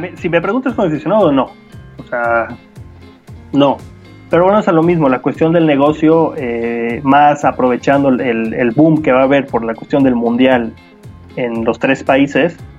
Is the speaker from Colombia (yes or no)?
no; Mexico; nosotros como aficionados mexicanos, me incluyo